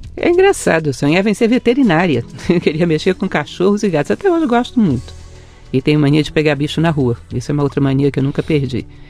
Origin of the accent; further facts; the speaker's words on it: Brasília, Federal District, Brazil; also born or lived in Rio de Janeiro; Eu nasci no Rio de Janeiro, sou uma carioca meio brasiliense já. Cheguei aos 9 anos de idade em Brasília